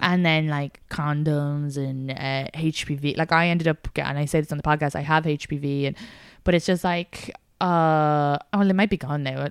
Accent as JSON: {"language": "English", "area": "Kildare", "region": "Leinster", "country": "Ireland", "accent": "Irish", "moved": "yes", "lives_now": "United States", "said": "I'm from Kildare."}